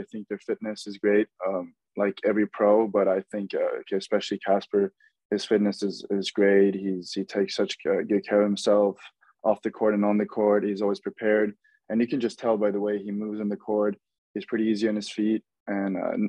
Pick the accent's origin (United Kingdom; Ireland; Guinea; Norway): Norway; moved away as an adult; now in Florida, United States; I'm from Norway